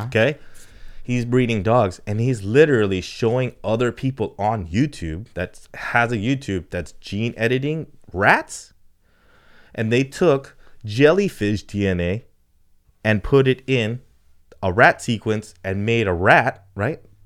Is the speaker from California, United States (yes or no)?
yes; California, United States; we come from Cali